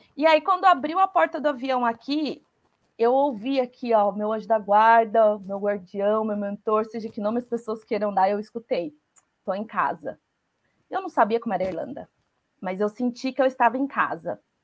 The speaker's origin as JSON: {"language": "Portuguese", "town": "Taubaté", "region": "São Paulo", "country": "Brazil", "moved": "as an adult", "lives_now": "Ireland", "said": "eu sou de Taubaté"}